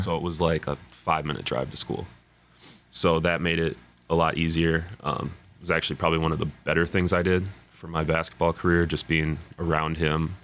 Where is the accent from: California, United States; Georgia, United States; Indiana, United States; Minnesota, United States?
Minnesota, United States; Burnsville; also born or lived in Apple Valley, Minnesota; I'm from Burnsville, lived in Burnsville, but I was in the Apple Valley School District